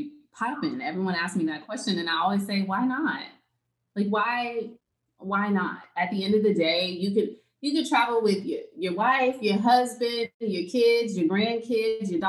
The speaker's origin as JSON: {"language": "English", "region": "Texas", "country": "United States", "said": "I'm from Texas."}